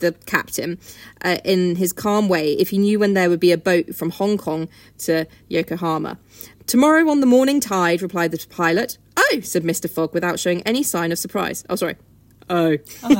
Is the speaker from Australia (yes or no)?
no; United Kingdom; accent: British; So I am very British.